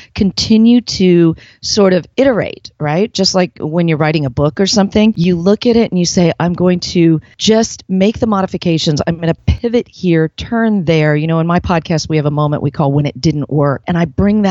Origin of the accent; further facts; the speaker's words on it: San Diego, California, United States; I was born right here in San Diego.